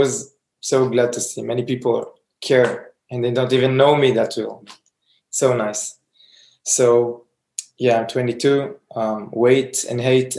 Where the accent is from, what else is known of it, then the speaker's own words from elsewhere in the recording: Israel; You guys know I'm from Israel already.